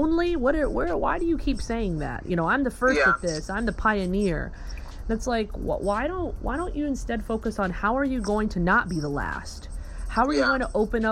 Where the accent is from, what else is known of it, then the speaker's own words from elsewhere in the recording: the South, United States; also born or lived in Kentucky / Alabama; I grew up in the South